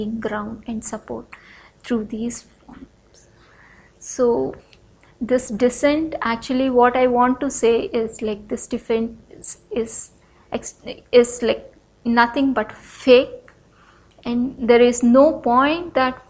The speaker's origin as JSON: {"language": "English", "region": "north coastal Andhra Pradesh", "country": "India", "said": "I come from Andhra Pradesh, or the north coastal region of Andhra Pradesh"}